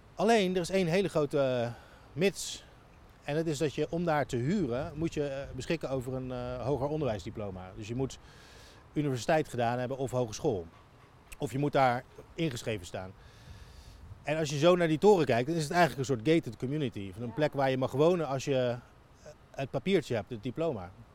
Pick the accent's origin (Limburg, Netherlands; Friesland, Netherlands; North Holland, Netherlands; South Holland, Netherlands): South Holland, Netherlands; Rotterdam; moved away as an adult; also born or lived in Leiden / Amsterdam / The Hague / United States; ik ben hier opgegroeid en geboren en getogen in Rotterdam Overschie